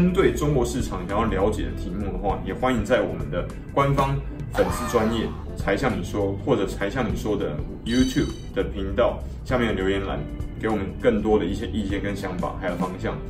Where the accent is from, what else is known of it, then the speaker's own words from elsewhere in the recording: Taiwan; 我们台湾人在那边作为台商，是不是很努力、积极进取，不断的往上冲刺